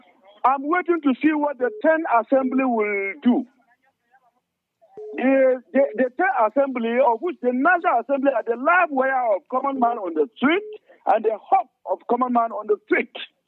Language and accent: English; Nigeria; I'm a Nigerian. I'm a very patriotic Nigerian, I want to believe.